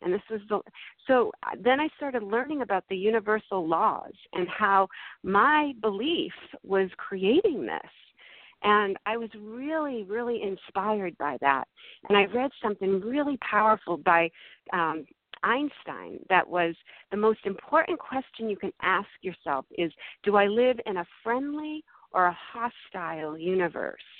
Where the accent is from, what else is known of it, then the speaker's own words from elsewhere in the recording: Massachusetts, United States; now in California, United States; I grew up in Massachusetts. I live in California now.